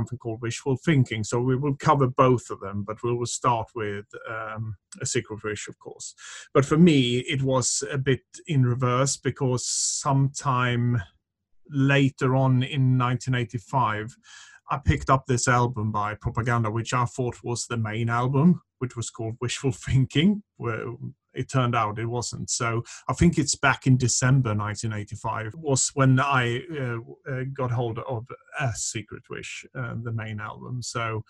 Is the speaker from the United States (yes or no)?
no; Sweden; English is a second language; moved away; I was growing up in Sweden